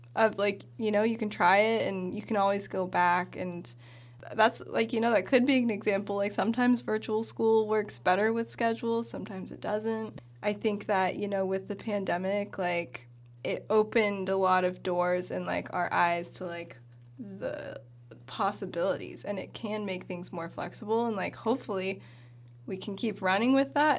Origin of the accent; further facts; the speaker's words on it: Bend, Oregon, United States; I grew up in Bend in Central Oregon, went to Summit High School.